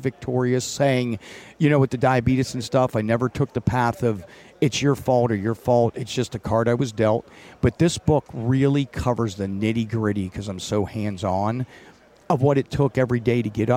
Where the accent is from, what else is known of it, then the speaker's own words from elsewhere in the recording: Butler, Pennsylvania, United States; I was born and raised in Butler, Pennsylvania